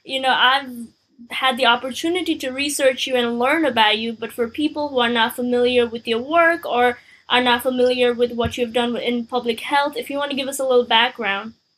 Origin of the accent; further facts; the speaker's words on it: Nepal; now in United States; I came to America n- almost nine years ago. I'm from Nepal